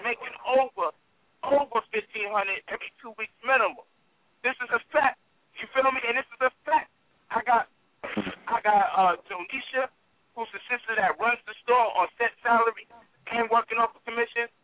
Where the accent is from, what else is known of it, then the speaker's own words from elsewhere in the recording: New York, United States; I grew up in this kind of neighborhood, even though I'm from New York